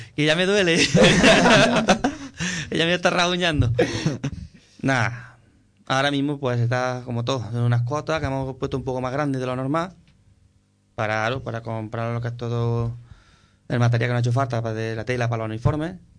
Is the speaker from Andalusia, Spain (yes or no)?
yes; Nueva Carteya, Andalusia, Spain; mi pueblo. quiero contar con la banda de música de Nueva Cartella.